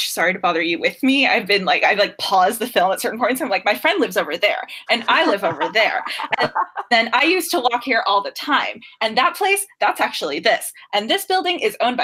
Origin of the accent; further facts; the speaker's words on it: Oakland, California, United States; moved away as an adult; I'm originally from Oakland, California